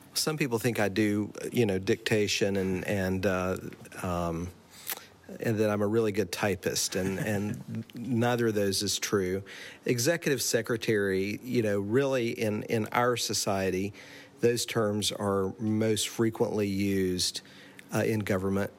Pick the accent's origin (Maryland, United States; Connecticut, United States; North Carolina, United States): North Carolina, United States; Asheville; moved away as an adult; now in Maine, United States; I'm originally from North Carolina, specifically from Asheville, North Carolina